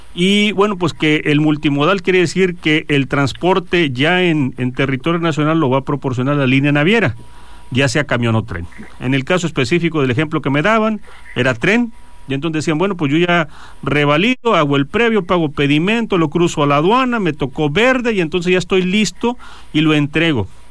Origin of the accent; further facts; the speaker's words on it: Mexico; como mexicanos